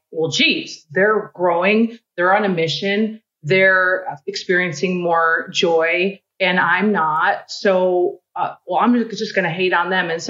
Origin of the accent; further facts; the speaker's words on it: Midwest, United States; I'm a girl from the Midwest who didn't grow up with a lot.